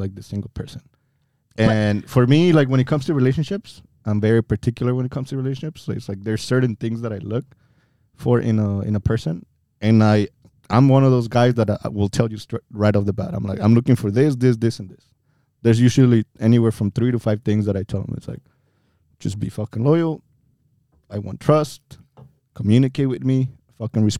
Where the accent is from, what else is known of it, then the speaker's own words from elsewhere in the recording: Pachuca, Hidalgo, Mexico; now in United States; I was born and raised in Mexico